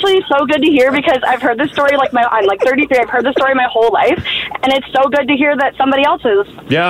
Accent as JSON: {"language": "English", "area": "East Coast", "region": "Atlantic Canada", "country": "Canada", "moved": "yes", "said": "I'm from the East Coast."}